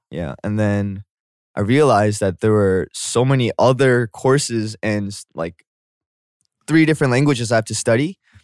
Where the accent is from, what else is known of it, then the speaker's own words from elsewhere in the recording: Canada; moved away as an adult; also born or lived in South Korea; now in Seoul, South Korea; I'm from, I'm from Canada, but then I was born here